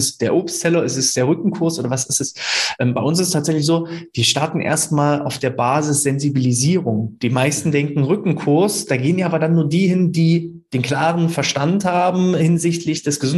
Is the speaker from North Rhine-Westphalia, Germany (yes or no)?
yes; Münster, North Rhine-Westphalia, Germany; von meiner Heimatstadt Münster erstmal zu euch in die vermeintliche Pampa, es sind ja trotzdem 20 Kilometer.